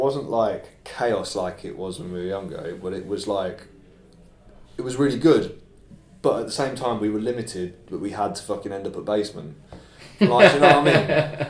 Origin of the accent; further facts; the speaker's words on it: Birmingham, West Midlands, United Kingdom; growing up in Brum, man